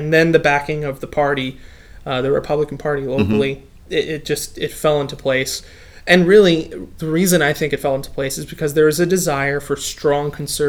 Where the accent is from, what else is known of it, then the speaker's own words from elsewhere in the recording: Jersey Shore, New Jersey, United States; moved away as an adult; now in Lynchburg, United States; My background, son of a pastor from South Jersey. I grew up on the Jersey Shore and moved down here to go to Liberty.